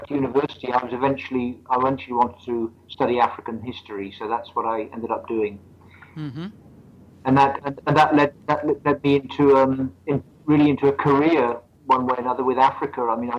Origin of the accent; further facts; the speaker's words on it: Midlands, United Kingdom; Well, I'm British. I come from the what we call the Midlands of England.